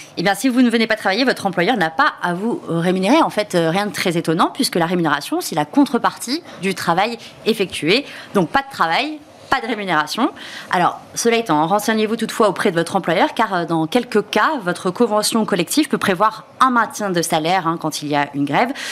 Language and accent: French; Bordeaux, Nouvelle-Aquitaine, France; suis bordelaise